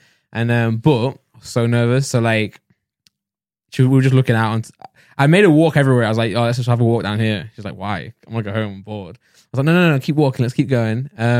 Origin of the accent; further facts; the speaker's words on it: Nottingham, East Midlands, United Kingdom; I'm from Nottingham.